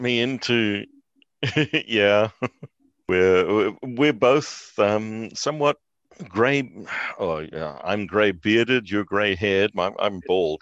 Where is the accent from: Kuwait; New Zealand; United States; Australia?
New Zealand; moved away; also born or lived in South Africa; I'm a New Zealander by birth, but we were living in South Africa at that stage